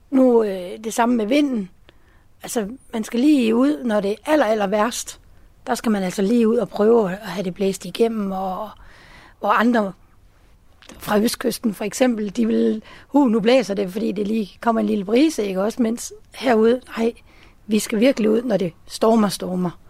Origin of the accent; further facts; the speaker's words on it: Zealand, Denmark; Jeg er oprindelig fra Sjælland.